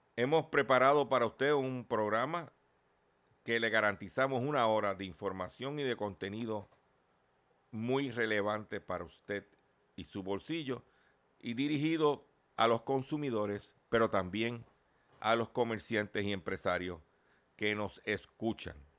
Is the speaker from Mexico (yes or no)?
no; Puerto Rico; y nosotros somos parte de USA, Puerto Rico es parte de la región de la Florida.